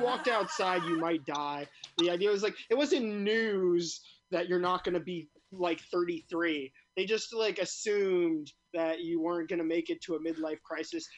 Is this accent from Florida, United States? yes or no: no; New York City, New York, United States; I grew up in Brooklyn, never the Brooklyn that people like expect